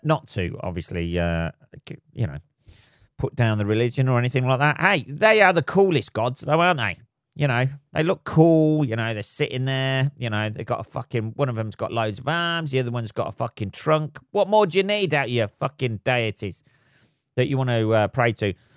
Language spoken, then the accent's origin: English; England, United Kingdom; living, uh, in England, uh, and being an Englishman